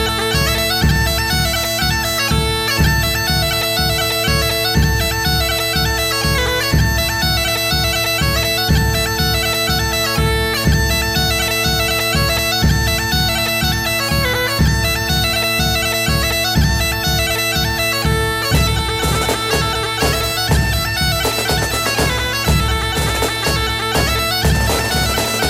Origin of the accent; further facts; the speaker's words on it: Orkney, Scotland, United Kingdom; I come from Orkney, I'm not supposed to speak any Gaelic at all